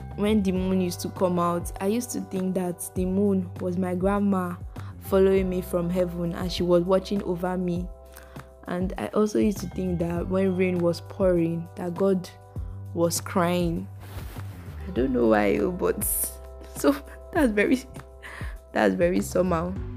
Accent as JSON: {"language": "English", "region": "Lagos", "country": "Nigeria", "tie": "born or raised there", "said": "I grew up in Lagos, Africa, Nigeria."}